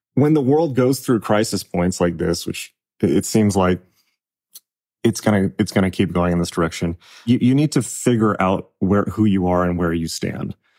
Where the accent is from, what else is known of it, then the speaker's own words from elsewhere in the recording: United States; I'm American